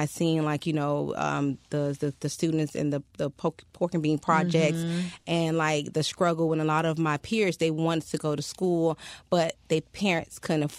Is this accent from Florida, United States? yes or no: yes; Miami, Florida, United States; I am a Miami native.